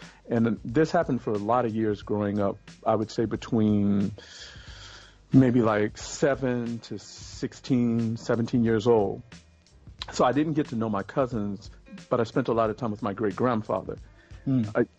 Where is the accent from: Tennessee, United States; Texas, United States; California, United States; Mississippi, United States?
Texas, United States; born there; Okay, I was born in Texas, but I had a really nomadic existence growing